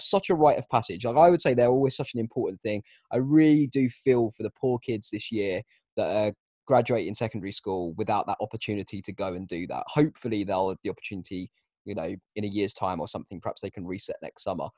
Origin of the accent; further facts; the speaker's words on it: Kent, South East England, United Kingdom; We come from Kent